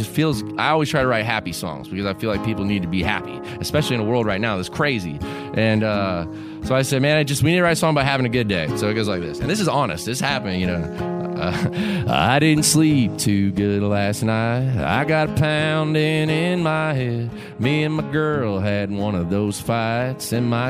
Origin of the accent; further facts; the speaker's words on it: Kingston Springs, Tennessee, United States; I'm getting ready to help my hometown here in Kingston Springs build a new splash pad for all the kids of Kingston Springs, Tennessee, and the surrounding areas.